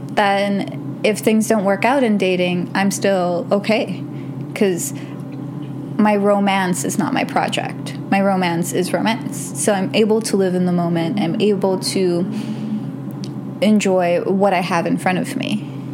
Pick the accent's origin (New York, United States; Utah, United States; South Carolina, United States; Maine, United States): New York, United States; I'm from New York. We're gentrified every like three months